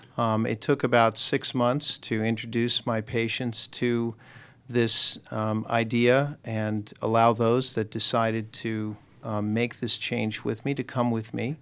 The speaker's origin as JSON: {"language": "English", "region": "Southern California", "country": "United States", "tie": "born or raised there", "also_born_or_lived": "Nashville, Tennessee / Newport News, Virginia", "moved": "as an adult", "lives_now": "Alpharetta, United States", "said": "I grew up in Southern California"}